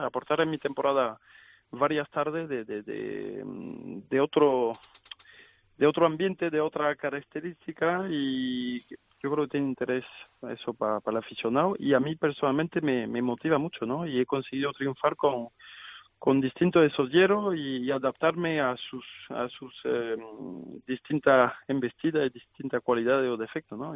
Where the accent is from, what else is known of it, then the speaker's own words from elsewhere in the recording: France; en mi país, en Francia